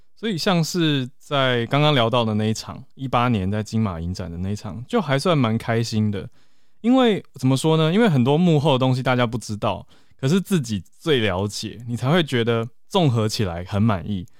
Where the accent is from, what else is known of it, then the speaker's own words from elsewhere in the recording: Taiwan; 其实我们都是在台湾土生土长